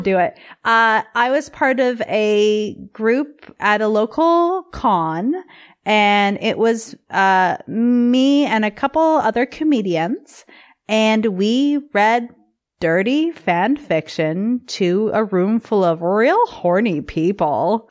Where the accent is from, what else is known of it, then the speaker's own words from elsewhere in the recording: Canada; also born or lived in Vancouver; as a Canadian